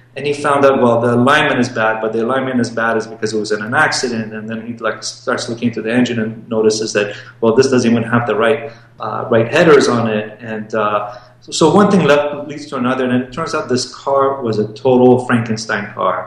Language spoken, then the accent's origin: English; Los Angeles, California, United States; also born or lived in Iran; I was born in Iran and uh, moved to Los Angeles with my family when I was uh, very young, nine years old